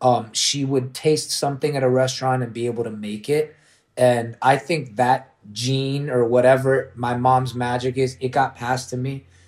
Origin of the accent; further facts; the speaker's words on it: Washington, District of Columbia, United States; born there; also born or lived in Orlando, United States; Well, I was a Knicks fan always because I was born in D.C.